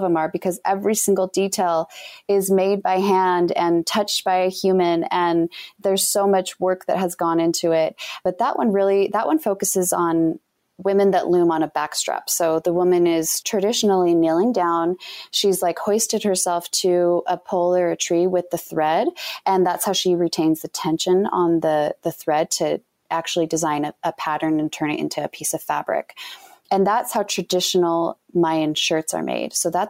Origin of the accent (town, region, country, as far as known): Utah, United States